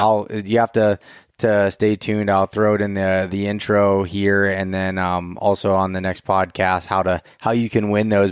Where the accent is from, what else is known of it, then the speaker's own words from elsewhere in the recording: Pennsylvania, United States; I'm from Pennsylvania